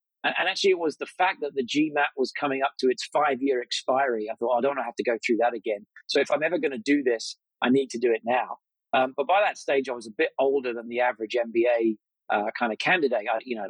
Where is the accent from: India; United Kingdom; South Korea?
United Kingdom; also born or lived in Cambridge; I was born in Cambridge and then grew up just outside London.